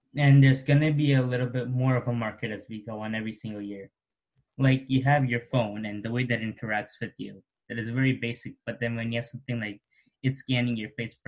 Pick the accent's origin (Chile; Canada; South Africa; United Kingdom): Canada; Oakville, Ontario; I'm from Oakville, Ontario.